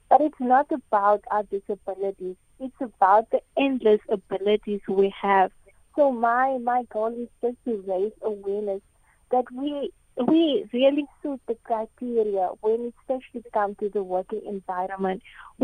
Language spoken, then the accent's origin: English; Nababeep, Northern Cape, South Africa; I am from a very small town outside Springbok in the Northern Cape. It's called Nababik.